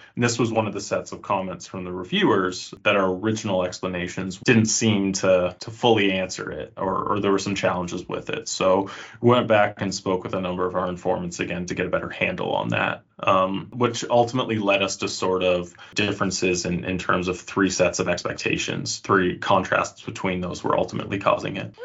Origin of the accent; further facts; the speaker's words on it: Canada; moved away as an adult; now in Finland; I'm from Canada uh, originally, though now I live in Finland